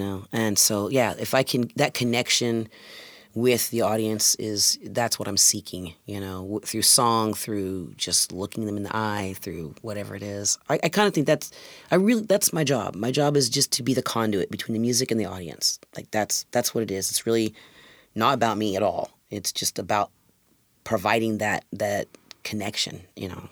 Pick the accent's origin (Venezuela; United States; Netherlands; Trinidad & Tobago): United States; Indiana; moved away as an adult; now in Washington, United States; I was born and raised in Indiana